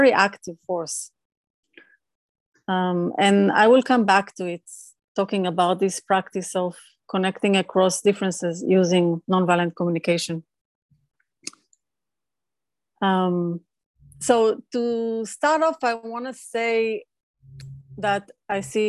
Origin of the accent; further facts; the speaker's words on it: Israel; moved away as an adult; now in California, United States; Growing up in Israel